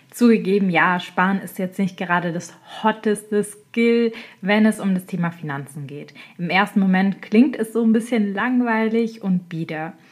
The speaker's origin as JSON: {"language": "German", "region": "Baden-Württemberg", "country": "Germany", "tie": "born or raised there", "said": "Ich komme ja selber aus dem Schwabenländle und ich bin da aufgewachsen."}